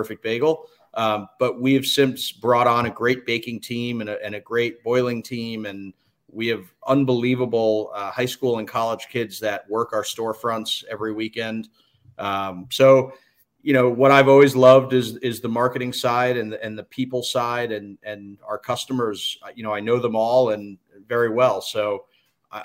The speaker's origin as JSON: {"language": "English", "town": "Livingston", "region": "New Jersey", "country": "United States", "tie": "born or raised there", "said": "I grew up in Livingston, New Jersey"}